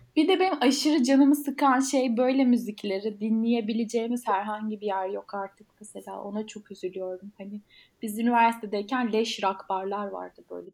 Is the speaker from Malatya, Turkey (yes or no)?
yes; Malatya, Turkey; Malatyalıyım bu arada.